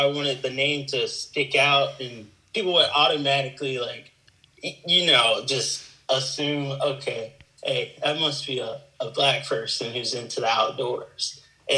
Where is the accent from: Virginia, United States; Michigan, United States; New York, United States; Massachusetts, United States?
Virginia, United States; moved away as an adult; also born or lived in Tampa, Florida; I'm originally from Virginia, but I moved to Tampa, Florida for a short while